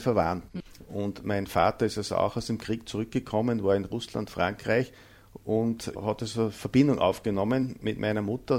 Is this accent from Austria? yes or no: yes; Mühlviertel, Upper Austria, Austria; accent: Bavarian dialect; unsere bayovarische Mundart